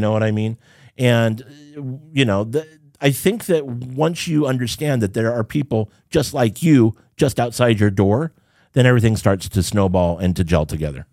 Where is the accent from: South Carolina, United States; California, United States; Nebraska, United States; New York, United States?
California, United States; Southern; also born or lived in Rialto, California / Irvine, California; growing up in Southern California